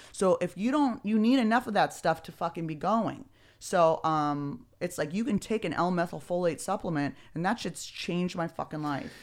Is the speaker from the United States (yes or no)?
yes; Beverly Hills, California, United States; also born or lived in San Francisco; I was born and raised in Beverly Hills